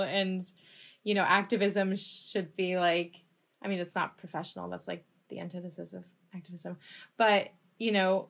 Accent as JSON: {"language": "English", "town": "Los Angeles", "region": "California", "country": "United States", "said": "I'm from Los Angeles"}